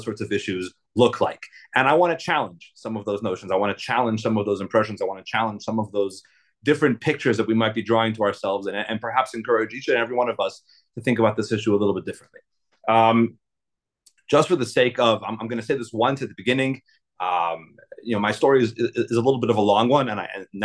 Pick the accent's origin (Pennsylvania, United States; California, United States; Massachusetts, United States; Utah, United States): Utah, United States; Salt Lake City; I was raised in Salt Lake City. I'm a second generation shliach here in Utah.